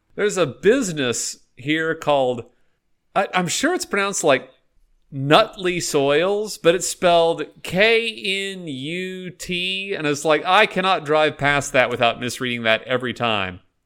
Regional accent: Texas, United States; I am from Texas

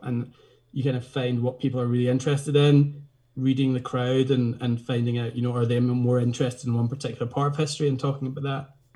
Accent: Glasgow, Scotland, United Kingdom; also born or lived in Isle of Skye; now in Portree, United Kingdom; I grew up in Glasgow actually, but spending my summers in Skye with my grandparents in Portree

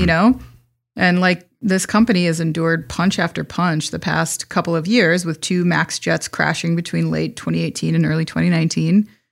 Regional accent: Wisconsin, United States; I'm from Wisconsin

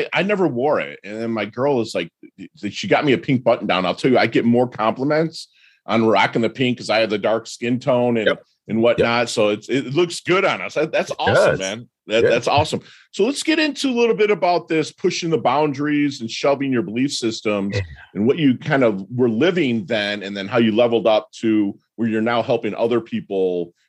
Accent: Detroit, Michigan, United States; So I, believe it or not, I'm from Detroit, but I was raised Southern Baptist because my whole family were sharecroppers from Alabama.

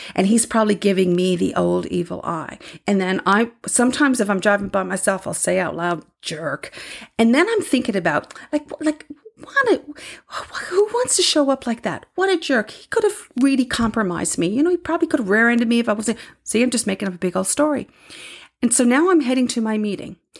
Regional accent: Newfoundland and Labrador, Canada; moved away; I'm from Newfoundland

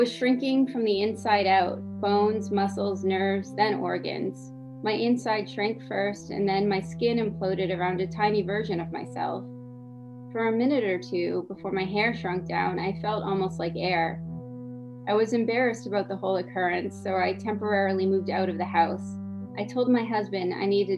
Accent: New Hampshire, United States; also born or lived in Montreal, Canada; now in Maryland, United States; I'm from New Hampshire originally. Lived in Montreal for a while.

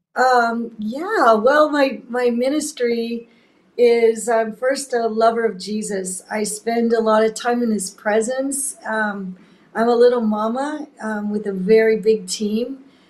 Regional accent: Laguna Beach, California, United States; now in Mozambique; I grew up in Laguna

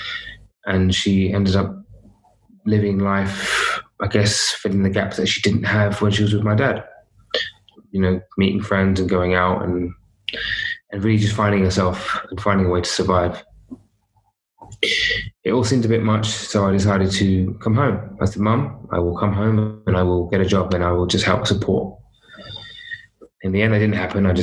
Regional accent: London, United Kingdom; I was brought up in London

